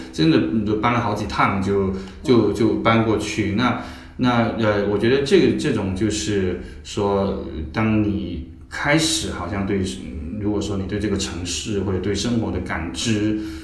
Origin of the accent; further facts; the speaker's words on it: Chaozhou, Guangdong, China; also born or lived in Beijing; now in Shanghai, China; 我老家在潮州，然后我，嗯。我们那个家住了二三十年